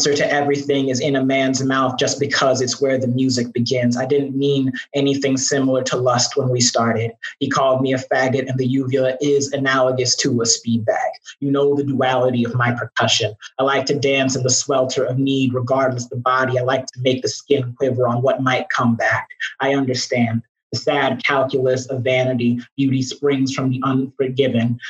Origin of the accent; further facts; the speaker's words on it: Chicago, Illinois, United States; Chicago, my hometown. Glad to be home